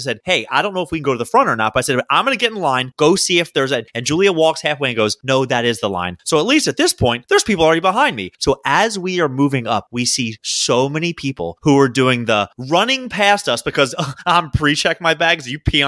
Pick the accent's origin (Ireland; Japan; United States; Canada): United States; Baltimore, Maryland; I'm from Baltimore.